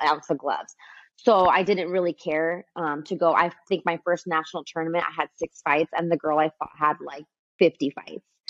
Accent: Santa Ana, California, United States; I'm born and raised in Santa Ana

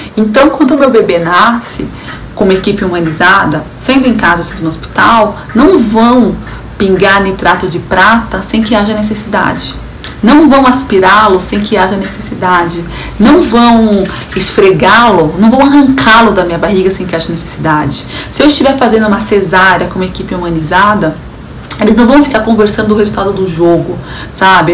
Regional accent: São Paulo, Brazil; eu sou de São Paulo

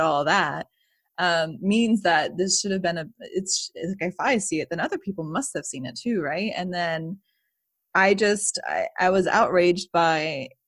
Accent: Florida, United States; I'm from there. Like, I'm from Florida.

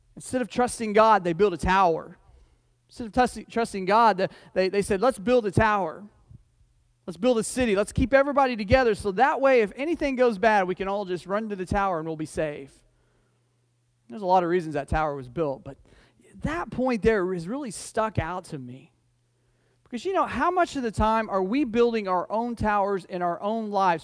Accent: United States; I'm as American as anybody else

